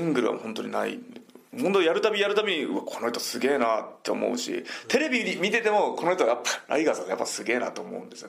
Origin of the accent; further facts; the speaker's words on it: Shikoku, Japan; moved away; 地元四国で。